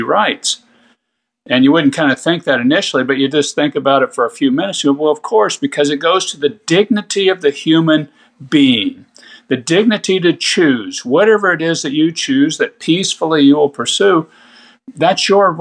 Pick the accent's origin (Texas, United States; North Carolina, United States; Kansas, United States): Kansas, United States; my home state of Kansas